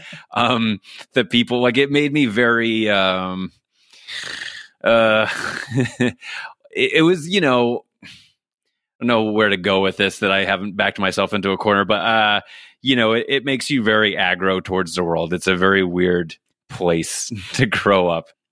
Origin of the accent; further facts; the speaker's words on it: New York City, New York, United States; moved away as an adult; now in Los Angeles, United States; I grew up in Staten Island, New York.